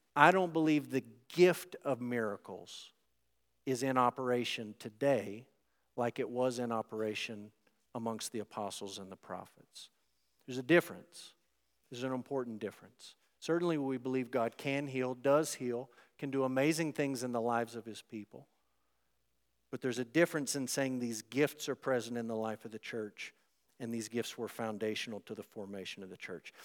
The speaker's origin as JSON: {"language": "English", "country": "United States", "said": "American Christians who live in the West in twenty twenty-four"}